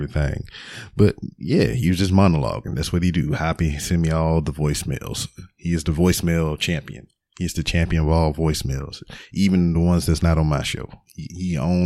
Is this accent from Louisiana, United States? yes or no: yes; Lake Charles, Louisiana, United States; now in Houston, United States; I'm from Lake Charles, Louisiana, but I currently stay in Houston, Texas